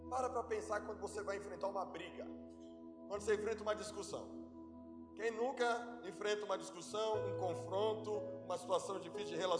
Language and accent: Portuguese; Alagoas, Brazil; eu sou nordestino abechado, sou, do, sou alagoano.